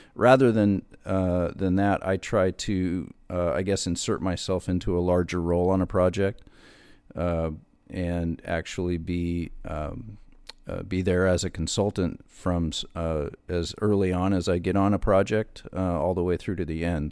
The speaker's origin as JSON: {"language": "English", "region": "Wyoming", "country": "United States", "said": "I'm from Wyoming"}